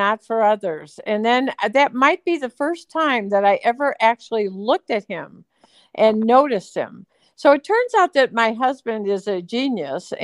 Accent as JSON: {"language": "English", "town": "Cleveland", "region": "Ohio", "country": "United States", "tie": "born or raised there", "also_born_or_lived": "Michigan", "moved": "as an adult", "lives_now": "Idyllwild, United States", "said": "I was born and raised in Cleveland, Ohio, and went to college in Michigan"}